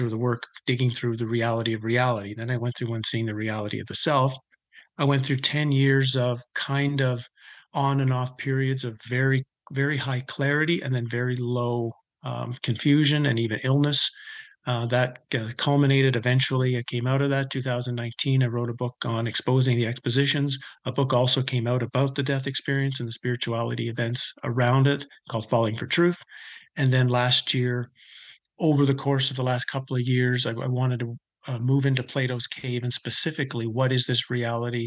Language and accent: English; Canada; I grew up in Canada